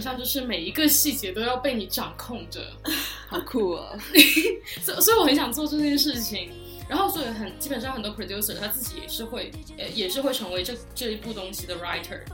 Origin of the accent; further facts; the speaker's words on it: China; moved away; 只有我一个是 中国人，就是不是美国人